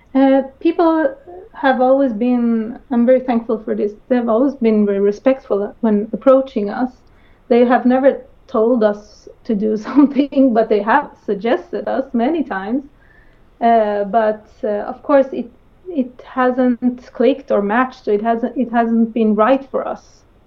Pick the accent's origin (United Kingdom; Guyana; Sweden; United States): Sweden; growing up in Sweden